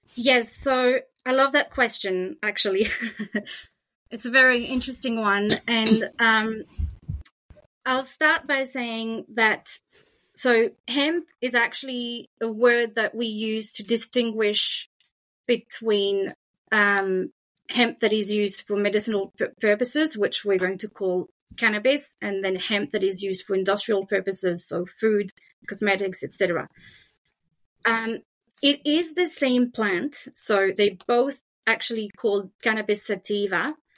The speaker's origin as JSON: {"language": "English", "country": "France", "accent": "French", "second_language": "English", "moved": "yes", "lives_now": "Australia", "said": "you can hear my French accent"}